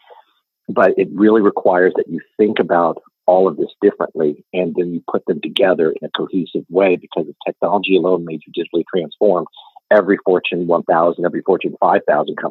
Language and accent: English; Reno, Nevada, United States; moved away as an adult; also born or lived in Los Angeles, California; now in Austin, United States; I was born in Reno, Nevada. I grew up there and went to school at the University of Nevada in Reno